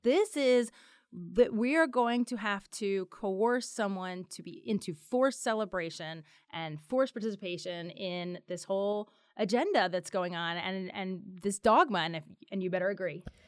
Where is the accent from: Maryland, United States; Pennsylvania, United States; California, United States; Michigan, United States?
Pennsylvania, United States; Philadelphia; my hometown